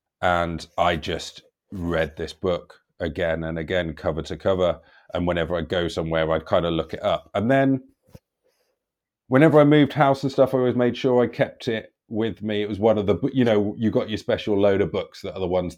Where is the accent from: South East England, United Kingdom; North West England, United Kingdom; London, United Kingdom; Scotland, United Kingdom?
London, United Kingdom; I was from London.